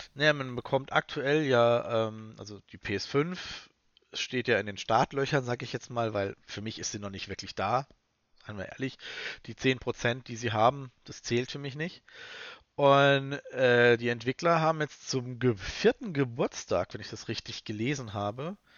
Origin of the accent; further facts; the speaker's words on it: Germany; Wir haben in Deutschland